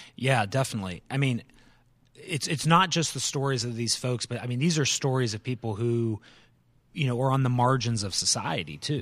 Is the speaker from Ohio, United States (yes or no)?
yes; Canton, Ohio, United States; moved away as an adult; also born or lived in North Carolina; now in Winston-Salem, United States; born and raised in the Canton, Ohio area